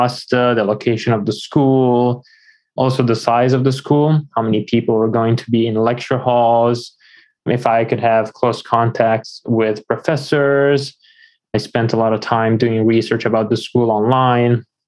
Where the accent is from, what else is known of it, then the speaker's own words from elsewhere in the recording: Florence, Tuscany, Italy; moved away as an adult; also born or lived in Washington, D.C.; now in United States; I am from Italy originally. I was born in Florence. A few years ago, I moved to the United States